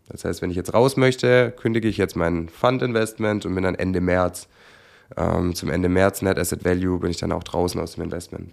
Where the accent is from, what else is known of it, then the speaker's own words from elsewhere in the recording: Swabia, Germany; ich als Schwabe